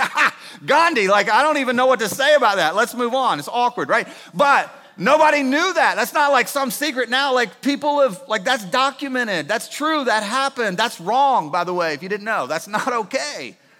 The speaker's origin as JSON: {"language": "English", "town": "Winston-Salem", "region": "North Carolina", "country": "United States", "tie": "born or raised there", "said": "I grew up in Winston Salem"}